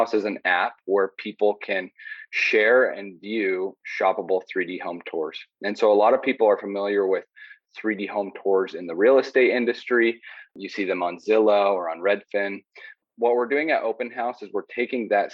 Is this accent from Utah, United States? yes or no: yes; Southern Utah, United States; I grew up in Southern Utah